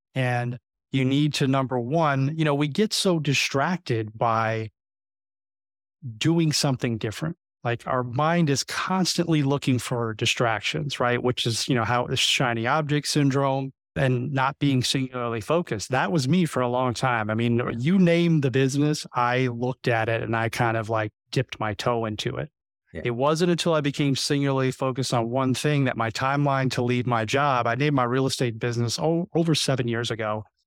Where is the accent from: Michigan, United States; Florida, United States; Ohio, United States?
Florida, United States; South; moved away as an adult; I'm actually from South Florida, so I've I've been here for 20 years